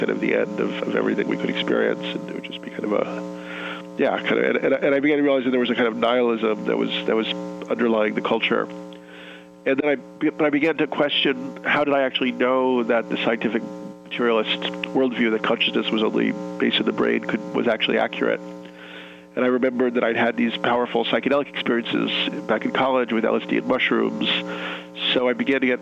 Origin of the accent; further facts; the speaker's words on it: New York, United States; I was born in New York and raised here